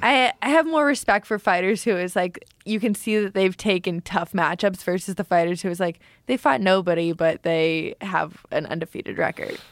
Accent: Canada; now in Florida, United States; me being Canadian fighting in Edmonton

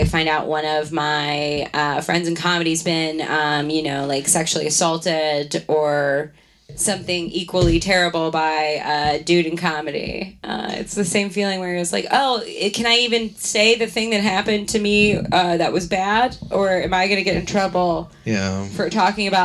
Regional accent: Baltimore, Maryland, United States; moved away; I am from Baltimore

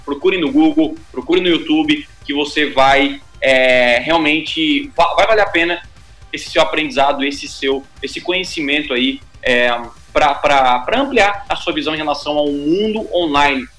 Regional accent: Criciúma, Santa Catarina, Brazil; eu sou de Criciúma.

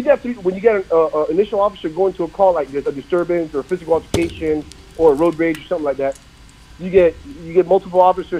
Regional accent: Florida, United States; I'm from Florida

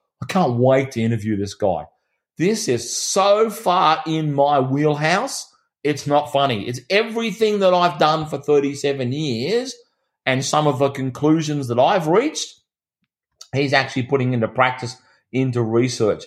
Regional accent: Australia; My country town that I grew up in here in Australia, it's only got 4,000 people

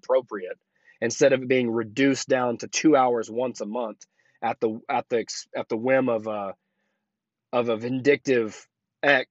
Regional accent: Oklahoma, United States; moved away as an adult; also born or lived in Colorado; now in Tampa, United States; Oklahoma is my home state. That's where I'm from.

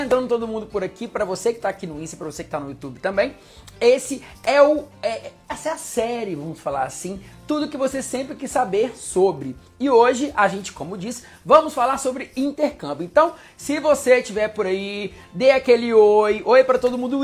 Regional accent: Minas Gerais, Brazil; moved away as an adult; now in Rio de Janeiro, Brazil; sou mineiro, moro aqui no Rio tem mais ou menos uns 5, 6 anos

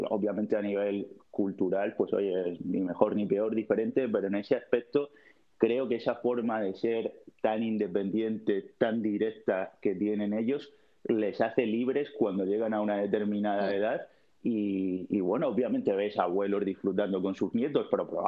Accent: Cabo de Palos, Region of Murcia, Spain; Me iría a cabo de palos de donde soy yo

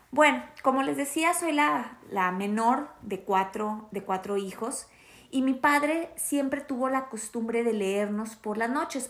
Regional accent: Torreón, Coahuila, Mexico; la ciudad donde yo crecí, que es en Torreón, Coahuila

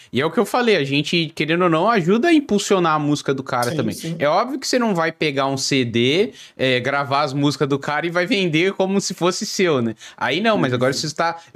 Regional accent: São Paulo, Brazil; now in Joinville, Brazil; Moro em Joinville, eu sou de São Paulo, capital, mas moro em Joinville hoje.

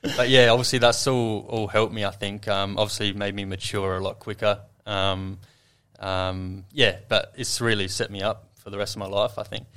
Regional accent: Adelaide, South Australia, Australia; moved away as an adult; also born or lived in Sydney; now in Adelaide, Australia; growing up in Adelaide

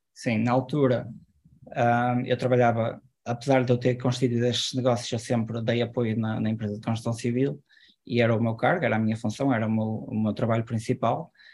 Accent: Ponte de Lima, Norte, Portugal; Eu, eu sou de Ponte Lima

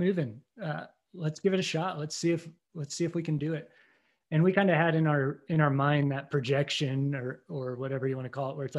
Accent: Indiana, United States; moved away; I was born and raised in Indiana

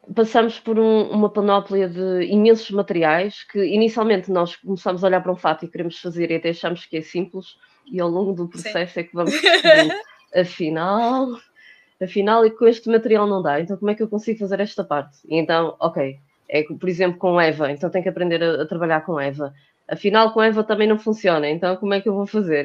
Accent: Porto, Norte, Portugal; now in Lisbon, Portugal; sou do Porto, de momento estou a morar em Lisboa

